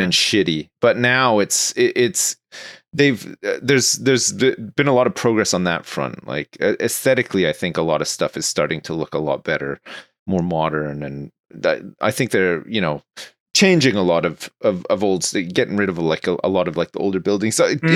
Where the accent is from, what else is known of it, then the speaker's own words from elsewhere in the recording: Ontario, Canada; moved away as an adult; now in United Kingdom; I grew up in Ontario